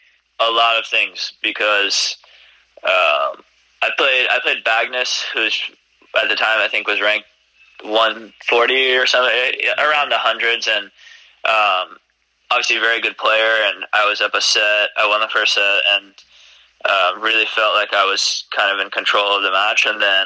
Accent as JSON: {"language": "English", "region": "New York", "country": "United States", "tie": "born there", "said": "Since I was a little kid, you know, I was born in New York. I've been to the U.S. Open many times."}